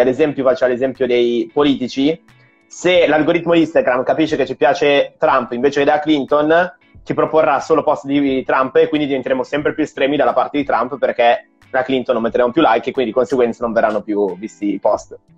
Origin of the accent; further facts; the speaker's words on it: Milan, Lombardy, Italy; io sono di Milano